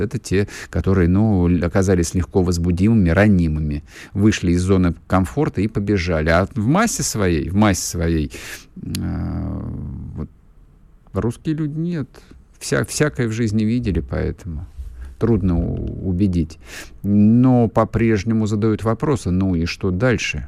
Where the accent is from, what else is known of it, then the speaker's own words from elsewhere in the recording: Russia; У нас на родине все в этом смысле нормально.